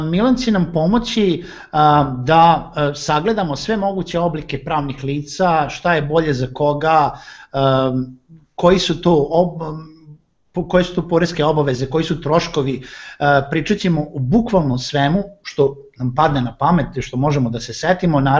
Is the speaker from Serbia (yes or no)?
yes; Serbia